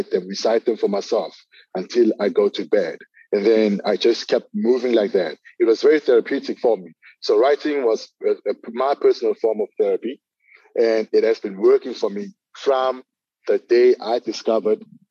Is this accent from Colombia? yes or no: no; Durban, KwaZulu-Natal, South Africa; I'm from Durban, KZN in South Africa, from a small township called Lamontville.